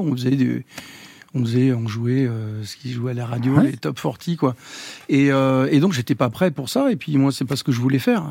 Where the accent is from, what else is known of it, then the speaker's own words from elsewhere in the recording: Los Angeles, California, United States; moved away; j'ai grandi aux États-Unis, j'ai appris la musique euh, là-bas.